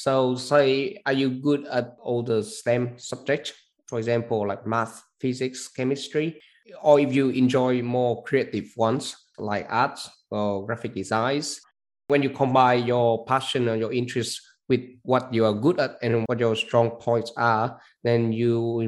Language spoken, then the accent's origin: English; Vietnam; now in Australia; my home country, which is Vietnam